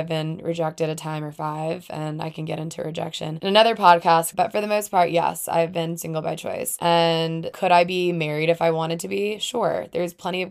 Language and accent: English; Alabama, United States; moved away as an adult; also born or lived in Atlanta, Georgia; I'm from the South, from Alabama, as I've said before, and lived in Atlanta for a couple years after